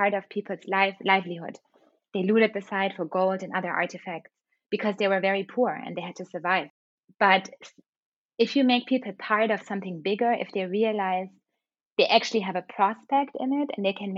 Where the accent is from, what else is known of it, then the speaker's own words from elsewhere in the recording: Germany; moved away; also born or lived in London; when I was a child in Germany